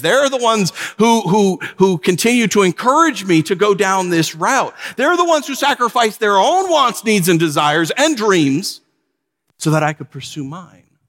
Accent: New York, United States; born or raised there; moved away as an adult; also born or lived in Southern California

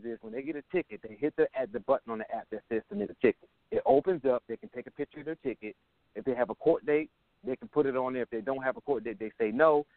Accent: Buffalo, New York, United States; now in Jacksonville, United States; I'm originally from Buffalo, New York

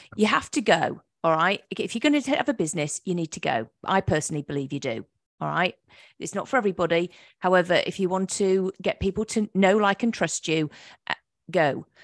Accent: England, United Kingdom; moved away as an adult; also born or lived in Virginia Beach, Virginia, United States; now in North Carolina, United States; I'm from England

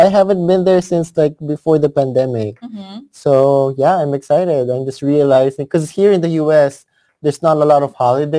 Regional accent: Philippines; moved away; us in like Cavite and Manila

